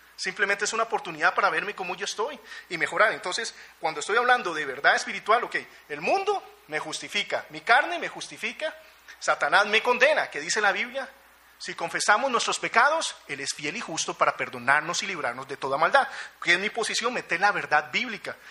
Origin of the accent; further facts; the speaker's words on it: Costa Rica; moved away; also born or lived in United States; Y como buen tico ya los había gastado